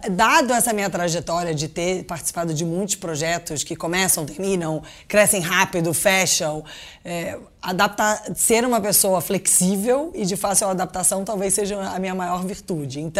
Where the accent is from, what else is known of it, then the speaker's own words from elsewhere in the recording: Brazil; born there; moved away; então eu nasci originalmente no Brasil, nasci muito tempo, morei muito tempo lá fora, e quando eu voltei para cá